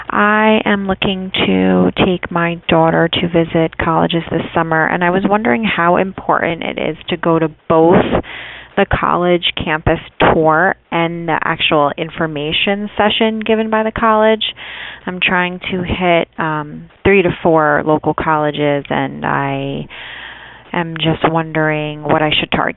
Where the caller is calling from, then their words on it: Rockland County, New York, United States; I'm calling from Rockland County, New York.